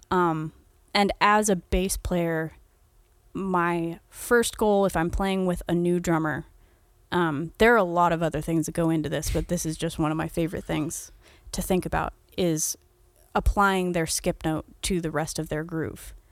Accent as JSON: {"language": "English", "country": "United States", "said": "I'm also an American"}